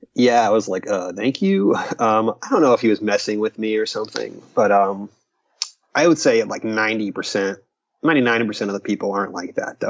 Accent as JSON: {"language": "English", "town": "Stuart", "region": "Florida", "country": "United States", "said": "a little town called Stewart, uh, which is near the Ocean of Lake Trail"}